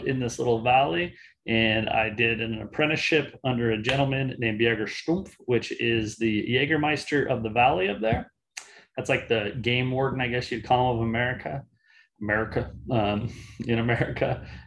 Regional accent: Salt Lake City, Utah, United States; moved away as an adult; also born or lived in Switzerland; now in Portland, United States; I grew up in Salt Lake City, Utah

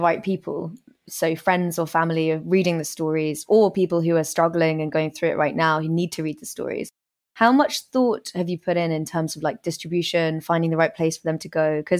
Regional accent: Australia; It was hard enough for me when I was 19 and growing up in Australia.

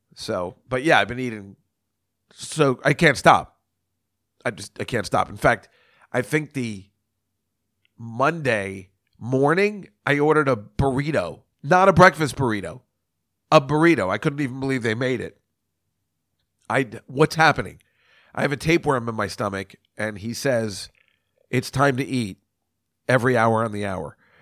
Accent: New Brunswick, New Jersey, United States; New Brunswick, New Jersey, I mean, that's my hometown

